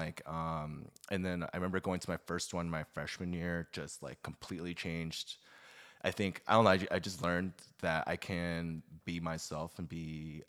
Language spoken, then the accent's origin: English; Suwon, Gyeonggi Province, South Korea; born there; moved away; So I was born in Suwon. I moved to K-Town, like I want to say in 2000.